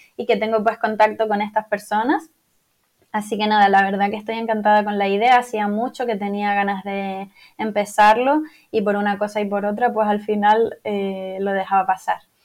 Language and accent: Spanish; Tenerife, Canary Islands, Spain; moved away as an adult; also born or lived in Lisbon, Portugal; soy de Tenerife, soy una apasionada total de mi tierra